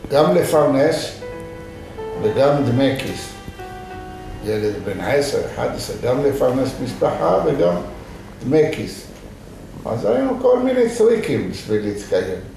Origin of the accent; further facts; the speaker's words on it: Fez, Fès-Meknès, Morocco; Hebrew is a second language; also born or lived in Sefrou, Morocco; now in Israel; אני נולדתי בשפו. אבל... אה, וגדלת איפה? וגדלנו בגיל 6-7, ההורים שלי עברו לפז. כי סופו זה עיר קטנה